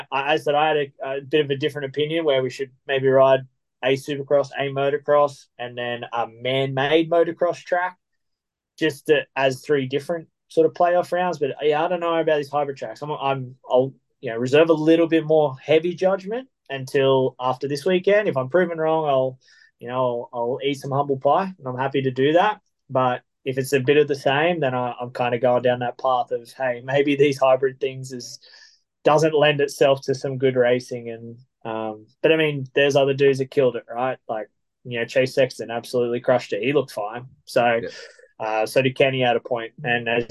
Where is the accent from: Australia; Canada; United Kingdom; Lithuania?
Australia; As an Australian